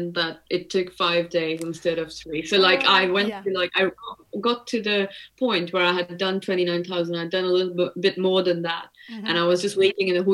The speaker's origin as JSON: {"language": "English", "country": "India", "tie": "born or raised there", "moved": "yes", "said": "I grew up in India."}